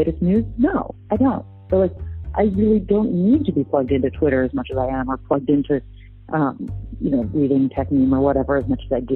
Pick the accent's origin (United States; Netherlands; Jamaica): United States; San Francisco, California; I'm a local kid. I grew up in San Francisco.